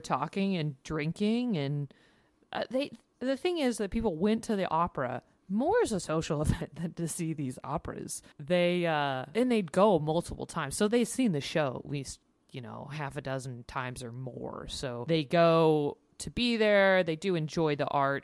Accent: United States; As an American, we didn't grow up understanding how the monarchy works

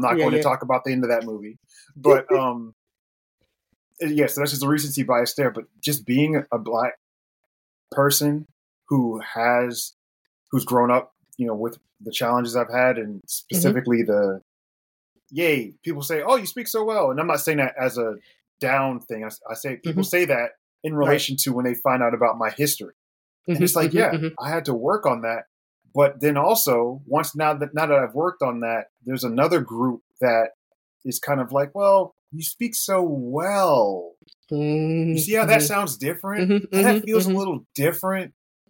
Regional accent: Germany; born there; And I was born in Germany, so there's a lot of connection there too.

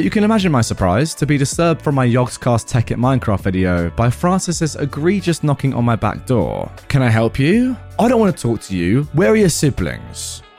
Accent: Dubai, United Arab Emirates; For context, my childhood was spent growing up in Dubai in a villa compound, which is basically like a mini gated community of 16 odd villa homes

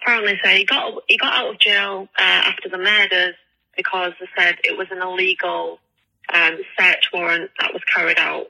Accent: England, United Kingdom; I'm English

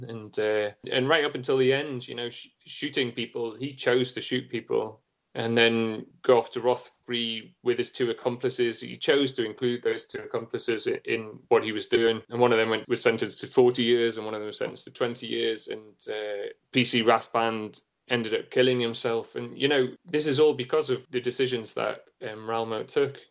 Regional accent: North East England, United Kingdom; moved away as an adult; also born or lived in London; I'm from the Northeast

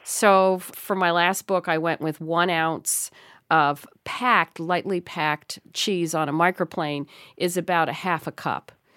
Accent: New York City, New York, United States; moved away; that's my hometown

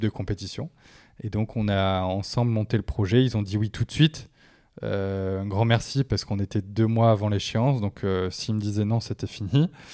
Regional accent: the Nord, Hauts-de-France, France; C'est chez moi

